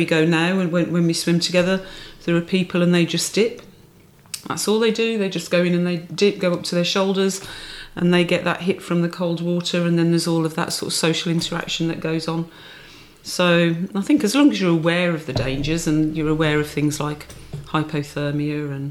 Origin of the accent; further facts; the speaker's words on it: Dudley, West Midlands, United Kingdom; I grew up in the Black Country, Dudley girl